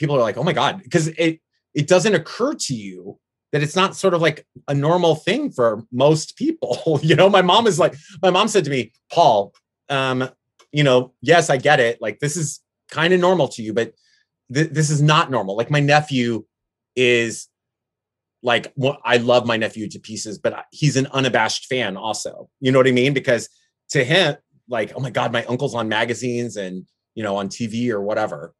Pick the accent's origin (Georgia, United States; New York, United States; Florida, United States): Florida, United States; moved away as an adult; now in San Francisco, United States; my hometown area in Florida